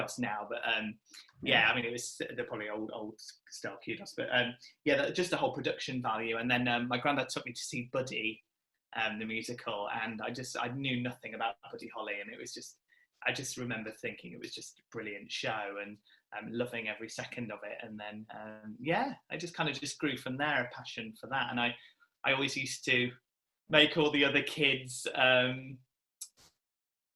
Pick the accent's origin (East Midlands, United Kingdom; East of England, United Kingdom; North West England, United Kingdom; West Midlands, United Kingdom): East Midlands, United Kingdom; Nottingham; I'm from Nottingham originally